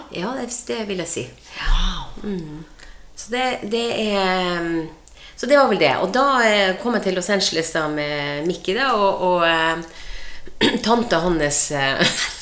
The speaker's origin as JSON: {"language": "Norwegian", "town": "Båtsfjord", "region": "Finnmark", "country": "Norway", "tie": "born or raised there", "moved": "yes", "lives_now": "Sarpsborg, Norway", "said": "Jeg kommer jo fra Båtsfjord eh, i Øst-Finnmark. og det var Norges største fiskevær den gangen, og de, eh, de sier det fortsatt er det, og det, det er vi nok. Eh, Båtsfjord er et, eh, godt sted å vokse opp."}